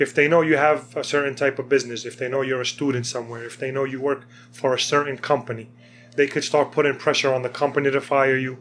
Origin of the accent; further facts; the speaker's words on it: Philadelphia, Pennsylvania, United States; as a Palestinian, as somebody who was born and raised in the United States